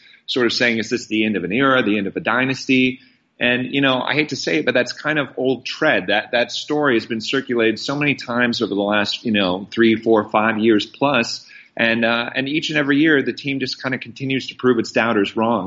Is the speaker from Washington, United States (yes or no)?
no; Iowa, United States; I'm actually not from New England. I'm from Iowa